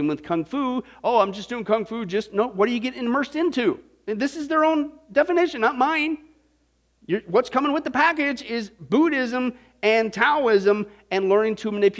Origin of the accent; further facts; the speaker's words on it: Midwest, United States; Maybe it was growing up in the Midwest.